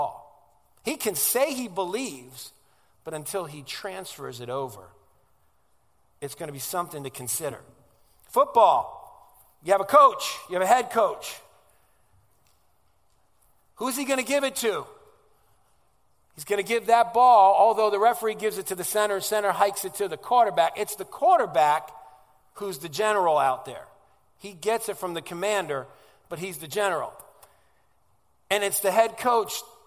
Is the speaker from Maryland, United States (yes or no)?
no; Stamford, Connecticut, United States; first language Italian; English is a second language; They were immigrated here in 1964 in Stamford, Connecticut. That's originally where I come from. And so growing up in Stamford, I spoke Italian before I spoke English.